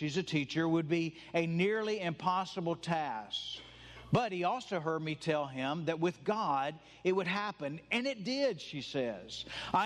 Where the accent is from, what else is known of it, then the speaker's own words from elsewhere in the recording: the South, United States; I'm from the South. I'm white. I grew up Southern Baptist